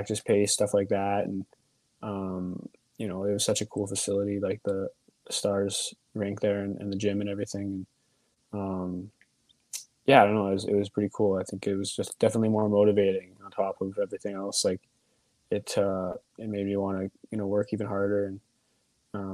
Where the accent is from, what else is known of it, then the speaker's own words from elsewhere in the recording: Vancouver, British Columbia, Canada; moved away as an adult; also born or lived in United States; now in Texas, United States; when we moved to Vancouver